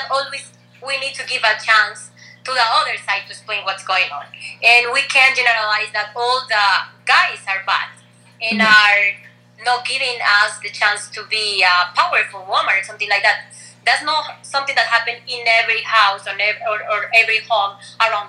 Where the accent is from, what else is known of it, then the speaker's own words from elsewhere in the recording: Colombia; English is a second language; also born or lived in Rochester, New York; I'm from Colombia